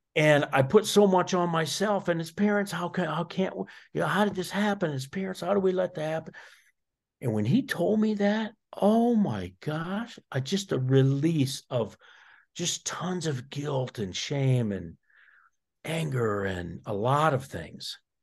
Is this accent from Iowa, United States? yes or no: yes; Iowa, United States; I'm from Iowa, so I'm a, I'm a corn guy